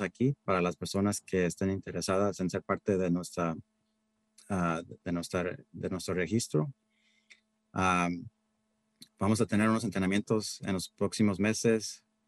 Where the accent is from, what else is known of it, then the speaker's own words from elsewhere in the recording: Central Valley, California, United States; moved away as an adult; also born or lived in Berkeley, California; now in Marin County, United States; empezaron muy humildemente trabajando en el campo, en el Valle Central. Ahí fue donde yo nací. Y fíjate que era, hasta yo también iba al fil a trabajar con mis padres de niño.